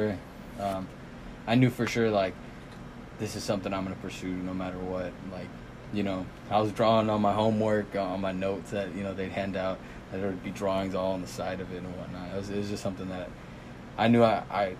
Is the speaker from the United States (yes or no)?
yes; Fayetteville, Arkansas, United States; also born or lived in Irapuato, Guanajuato, Mexico; I grew up in Fayetteville, you know what I'm saying? I went to Jefferson Elementary, went to Fayetteville High School